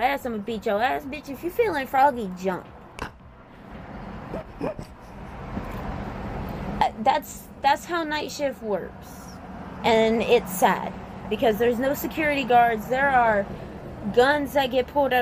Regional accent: Southern Louisiana, United States; I'm from the South. I'm Cajun. I'm from Southern Louisiana, 3 hours outside of New Orleans

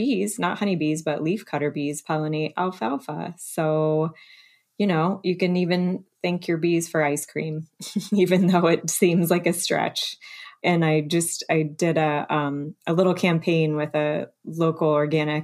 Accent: Alaska, United States; moved away; I grew up partly in Alaska

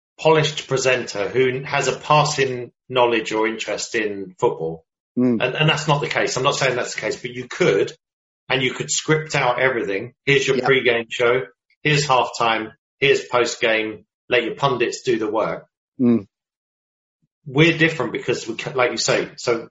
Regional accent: United Kingdom; I'm a British guy

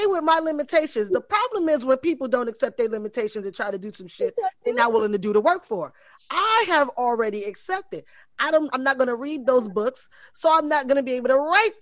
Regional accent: New York City, New York, United States; I grew up in the Bronx where my father was a professional athlete

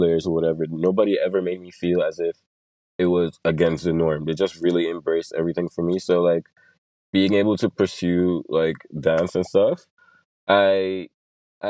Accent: Sint Maarten; also born or lived in Curaçao; I was born in Curacao, but I was raised in Sint Maarten

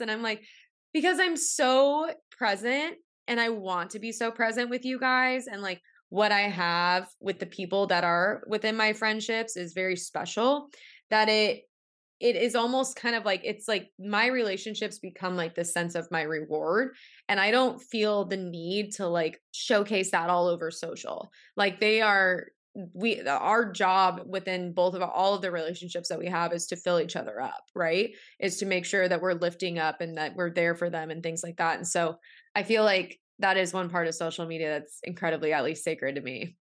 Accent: San Diego, California, United States; I'm from San Diego

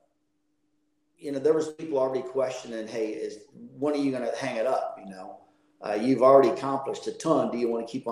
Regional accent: Midwest, United States; I grew up in the Midwest

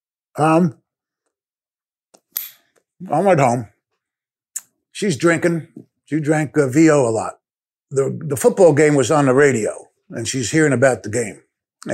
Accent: Newark, New Jersey, United States; moved away as an adult; now in Cincinnati, United States; I was born on the Jersey streets, Newark, New Jersey. I'm hanging out in Newark, New Jersey at 7, 8 years old.

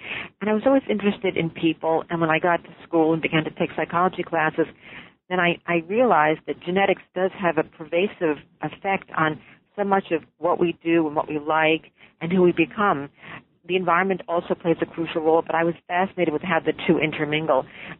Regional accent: New York City, New York, United States; Now, I grew up in New York City, and I am a fraternal twin myself

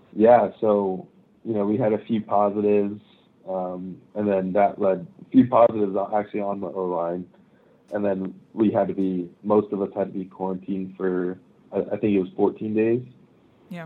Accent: Japan; moved away; I grew up in Japan

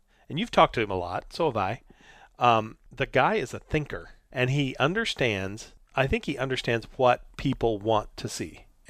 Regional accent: Midwest, United States; I grew up in the Midwest

